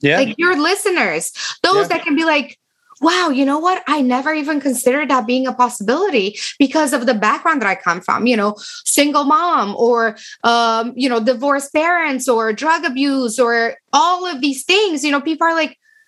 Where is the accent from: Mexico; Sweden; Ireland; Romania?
Romania; English is a second language; moved away as an adult; now in United States; I am from Romania.